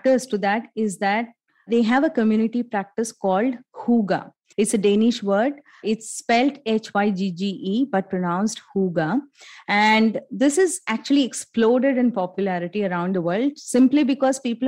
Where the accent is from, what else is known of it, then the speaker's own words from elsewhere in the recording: India; all along as Indian families